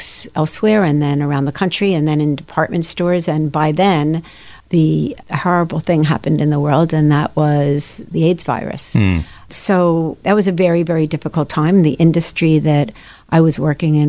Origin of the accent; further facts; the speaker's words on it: Levittown, Pennsylvania, United States; also born or lived in Philadelphia, Pennsylvania; Born and raised in Philadelphia, I'm an only child. I guess by the time I was five, we moved to Levittown, Pennsylvania